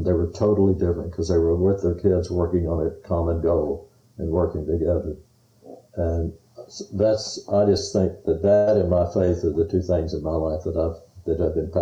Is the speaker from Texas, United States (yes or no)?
yes; Texas, United States; I was from Texas